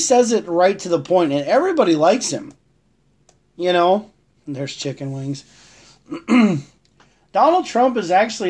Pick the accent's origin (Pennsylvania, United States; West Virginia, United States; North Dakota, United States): North Dakota, United States; Lamar; also born or lived in Virginia; when I moved from Virginia back to Lamar, I actually had a lot more fun being back in North Dakota